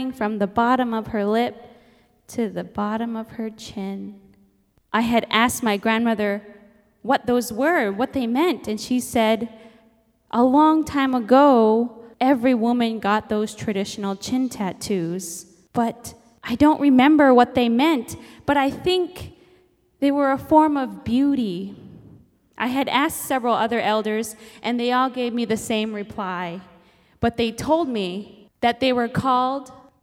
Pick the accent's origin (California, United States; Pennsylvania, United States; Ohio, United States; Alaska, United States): Alaska, United States; Nome; I'm Inupiaq from Nome, Alaska, and my parents raised me to embrace my Inupiaq heritage